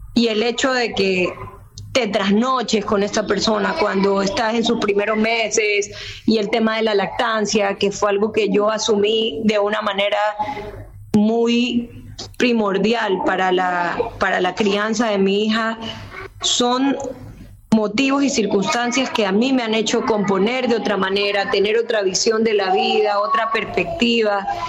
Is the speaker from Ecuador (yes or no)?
yes; Guayaquil, Guayas, Ecuador; yo nací en Guayaquil